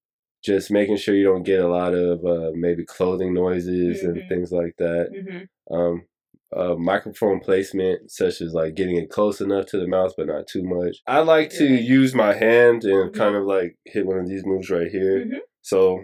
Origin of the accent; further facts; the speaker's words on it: Murrieta, California, United States; moved away as an adult; also born or lived in San Diego, California; now in Los Angeles, United States; And then we moved when I was like 3. So I was raised in Marietta pretty much.